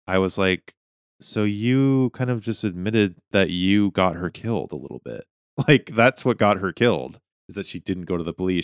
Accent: Whitefish, Montana, United States; moved away; my hometown, Whitefish, Montana

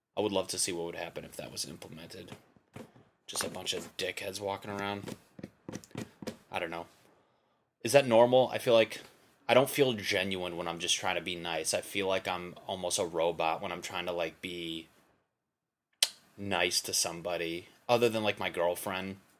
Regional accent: Connecticut, United States; moved away; I'm from Connecticut

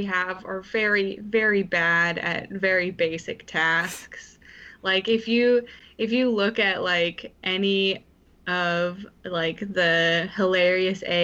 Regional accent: Menlo Park, California, United States; moved away as an adult; also born or lived in Boston; now in New York City, United States; I grew up in Menlo Park

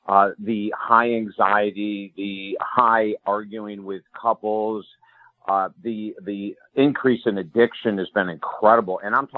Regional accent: New York, United States; moved away as an adult; now in Florida, United States; Well, actually, Jim, I was an upstate New Yorker and I came to Florida.

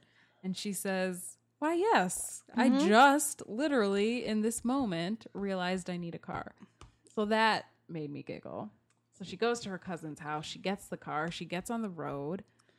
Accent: Ohio, United States; I'm from Ohio. I wonder if there's a real Christmas Valley.

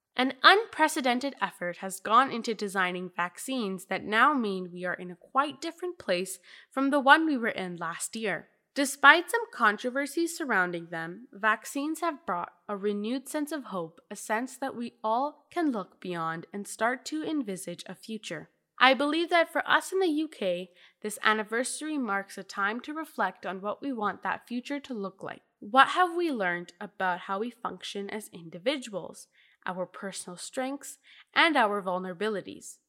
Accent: United Kingdom; as a British Ahmadi Muslim

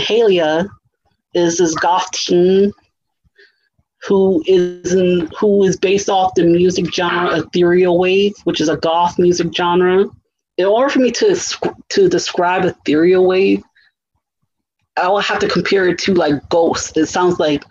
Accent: United States; I come from American cultures

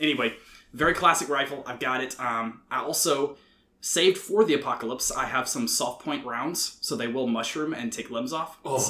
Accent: McDonough, Georgia, United States; So we are from McDonough, which is down south of Atlanta, just a little bit in the suburbs.

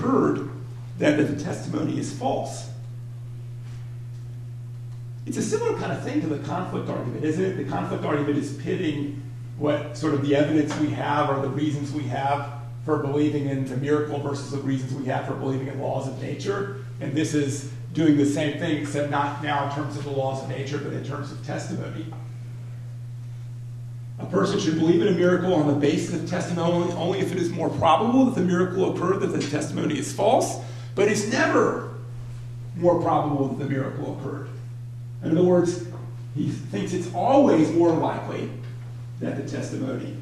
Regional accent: Atlanta, Georgia, United States; moved away; I'm from Atlanta

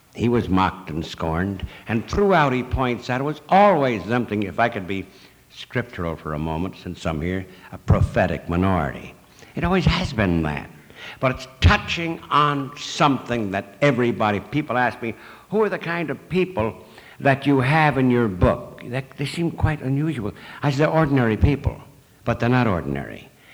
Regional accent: Chicago, Illinois, United States; I come from Chicago

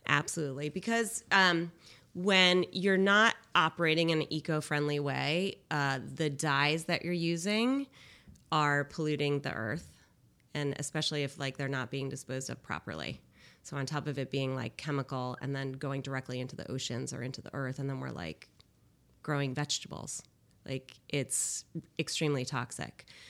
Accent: Cheshire, Connecticut, United States; I grew up in Cheshire, and my parents, uh, brought me up in a lifestyle where it was sustainable.

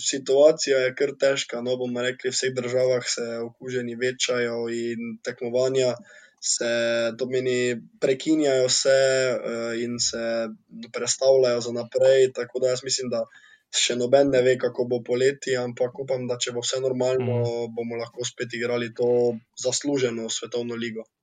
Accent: Slovenia; Slovenci smo športni narod

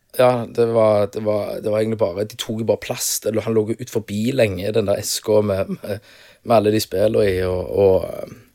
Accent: Stavanger, Rogaland, Norway; accent: Stavangersk

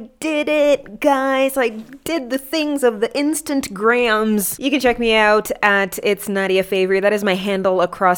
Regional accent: Kenya; I love being Kenyan.

